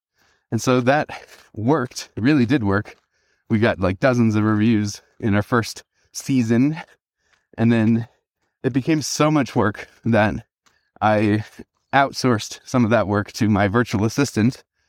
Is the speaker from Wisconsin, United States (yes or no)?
yes; Wisconsin, United States; However, I did leverage the fact that I came from Wisconsin, and in Wisconsin, here are all the reviews that I personally got for my services.